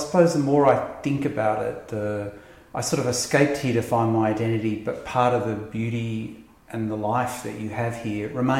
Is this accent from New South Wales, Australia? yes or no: yes; Lismore, New South Wales, Australia; moved away; also born or lived in United States; I was a small town queer before I knew it, because I grew up in Lismore.